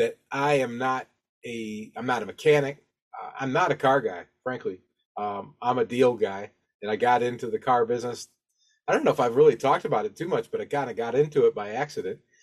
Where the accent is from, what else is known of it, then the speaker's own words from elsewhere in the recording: Toledo, Ohio, United States; moved away; also born or lived in the South; I'm originally from Toledo, Ohio, and so my family's up there